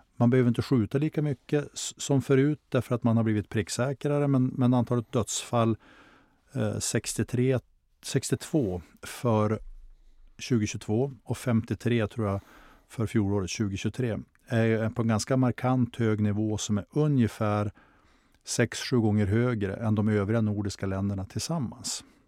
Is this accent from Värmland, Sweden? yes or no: no; Skellefteå, Västerbotten County, Sweden; stadsdelen där jag växte upp i Skellefteå